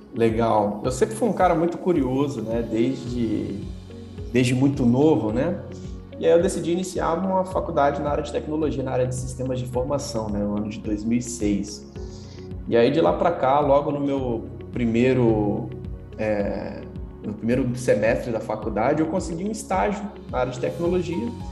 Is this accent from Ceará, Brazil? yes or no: no; Vila Velha, Espírito Santo, Brazil; moved away as an adult; also born or lived in Guarapari; now in São Paulo, Brazil; eu sou natural do, de, de Guarapari, né? nasci numa cidade praiana no Espírito Santo, morei minha vida toda na Grande Vitória, ali Vila Velha